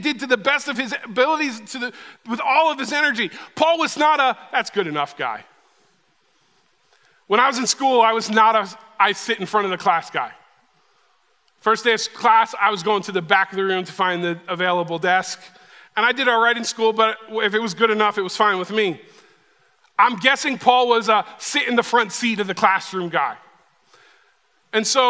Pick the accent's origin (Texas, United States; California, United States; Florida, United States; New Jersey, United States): New Jersey, United States; I'm from New Jersey